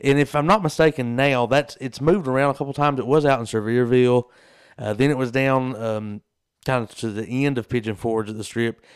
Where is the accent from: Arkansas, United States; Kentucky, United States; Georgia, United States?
Kentucky, United States; Southeast; we're from Southeast Kentucky